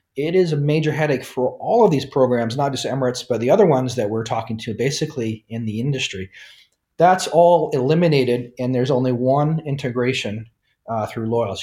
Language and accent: English; Nebraska, United States; moved away as an adult; also born or lived in New York / Japan; I'm originally from Nebraska in the United States, grew up there